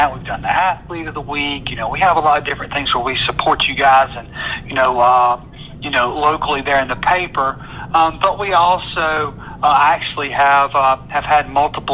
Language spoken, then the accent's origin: English; Thomaston, Georgia, United States; also born or lived in Columbus / Forsyth; I grew up over in Thomaston